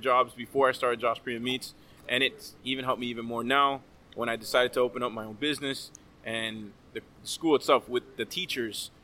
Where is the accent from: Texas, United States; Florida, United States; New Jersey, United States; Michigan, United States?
Florida, United States; Miami; I'm from Miami, born and raised.